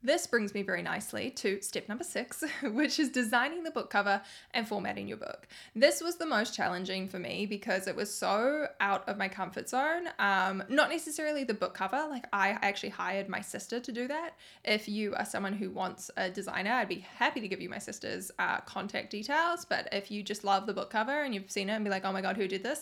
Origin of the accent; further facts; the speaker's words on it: New Zealand; I'm from New Zealand